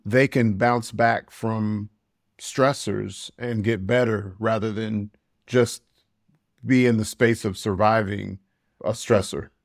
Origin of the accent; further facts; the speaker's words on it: United States; moved away; I'm an American expat.